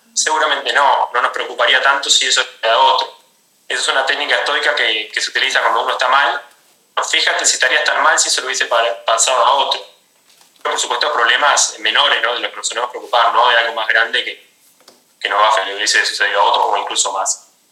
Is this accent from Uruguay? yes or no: yes; Uruguay; yo soy de Uruguay, soy entrenador personal